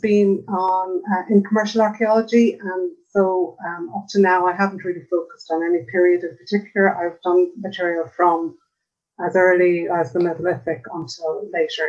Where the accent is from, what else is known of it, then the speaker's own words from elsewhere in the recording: Ireland; I'm an Irish archaeologist.